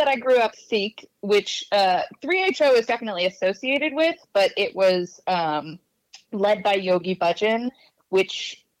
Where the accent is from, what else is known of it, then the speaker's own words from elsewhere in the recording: San Francisco, California, United States; I'm 31, grew up in San Francisco, and then I definitely think of myself as a millennial, solidly.